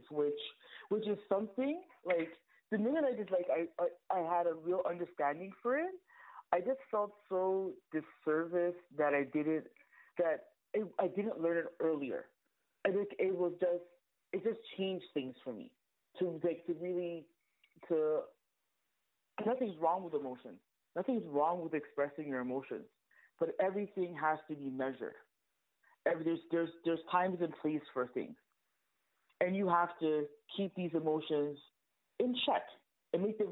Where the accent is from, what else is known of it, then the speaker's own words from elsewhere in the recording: Canada; I'm Canadian